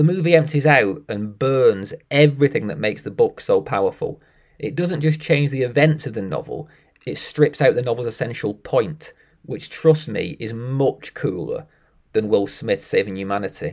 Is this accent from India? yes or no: no; United Kingdom; I'm British